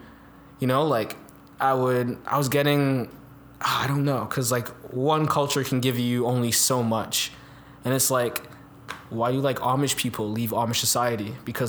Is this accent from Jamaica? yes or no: yes; Jamaica; Yeah, then growing up in Jamaica, it's just like a lot more physical and emotional place in a sense.